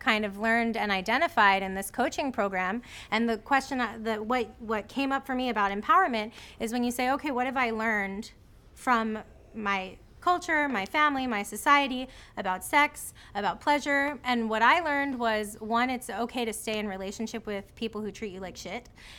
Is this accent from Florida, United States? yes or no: yes; Florida, United States; born or raised there